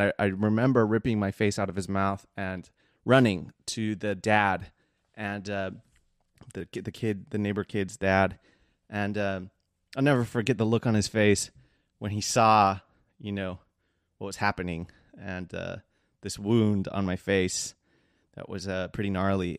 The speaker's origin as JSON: {"language": "English", "town": "Seal Beach", "region": "California", "country": "United States", "tie": "born or raised there", "said": "I was raised, like, one town over in the Seal Beach area for most of my, uh, childhood"}